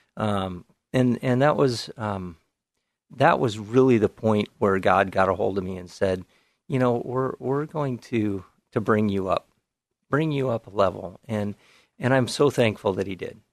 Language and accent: English; Whiskey Hill, Oregon, United States; I grew up in the Canby area, out in the farm country in the big town of Whiskey Hill